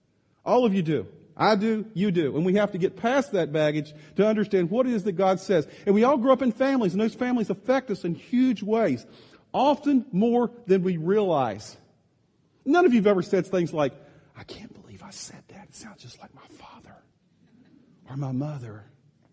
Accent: Virginia, United States; moved away as an adult; now in Midwest, United States; It's not until we moved from the East Coast, from Virginia, here 8.5 years ago, that I was distanced from that culture that I grew up in.

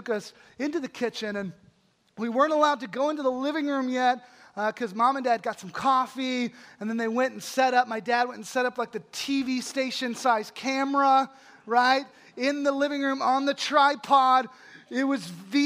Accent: Holly, Texas, United States; my hometown of Holly, Texas, which is this town of about 600 people outside of a huge metropolis called Abilene, Texas

